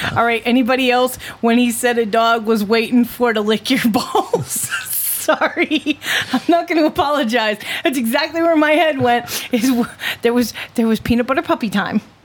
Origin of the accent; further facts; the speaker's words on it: Connecticut, United States; my home state